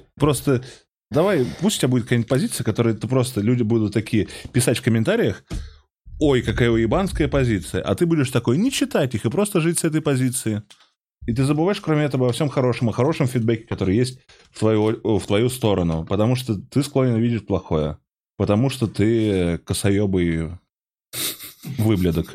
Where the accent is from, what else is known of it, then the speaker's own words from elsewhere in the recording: Moscow, Russia; я здесь, я из Москвы.